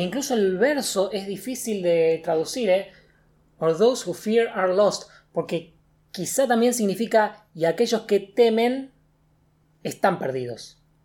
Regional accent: Argentina; nosotros que somos de Argentina

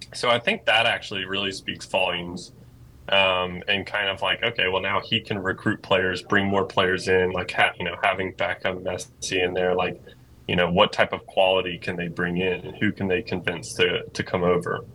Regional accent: Greensboro, North Carolina, United States; I grew up in Greensboro, North Carolina

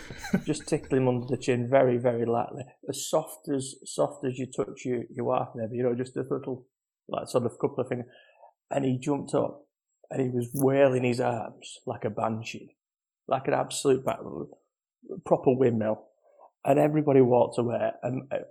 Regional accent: Wigan, North West England, United Kingdom; I'm from Wigan

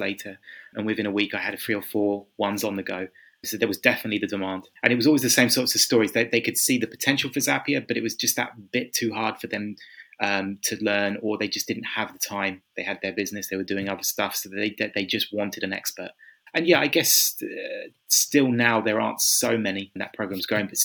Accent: Kent, South East England, United Kingdom; moved away as an adult; also born or lived in London; now in Budapest, Hungary; originally from England. I grew up in Kent. Right now I'm living in Budapest in Hungary

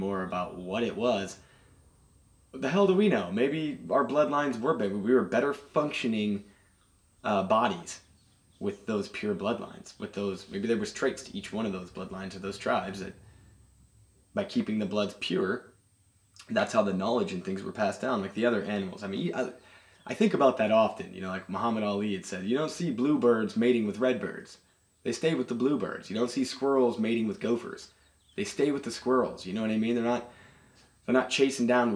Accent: United States; I'm American

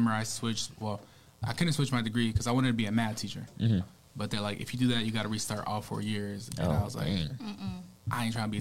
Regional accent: Grand Island, Nebraska, United States; I grew up in Grand Island, Nebraska

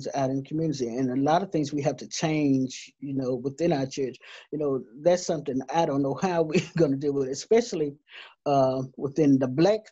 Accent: Laurel, Mississippi, United States; when I was growing up in Laurel, Laurel, Mississippi, Jones County

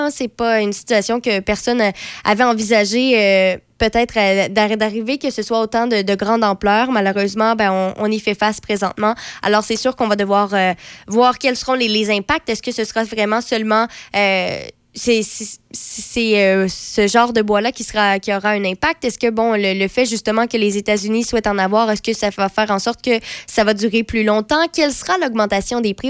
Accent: Quebec, Canada; en tant que Québécois

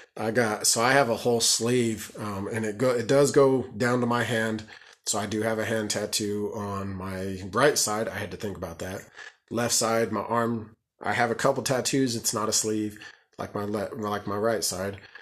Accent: Colorado, United States; I'm from Colorado, and I've, I've been born and raised here, so I'm a Colorado person

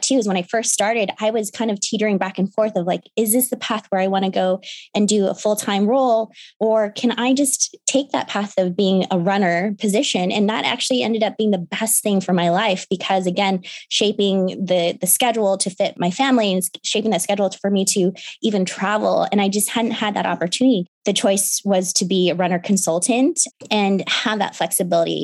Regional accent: Seattle, Washington, United States; also born or lived in Chicago, Illinois; I grew up in Seattle

